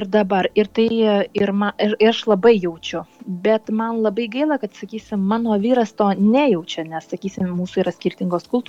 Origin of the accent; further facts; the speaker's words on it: Lithuania; now in Italy; aš esu lietuvė